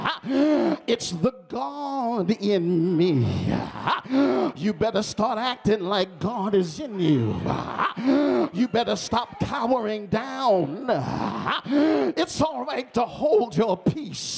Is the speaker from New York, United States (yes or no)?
yes; New York, United States; I'm from New York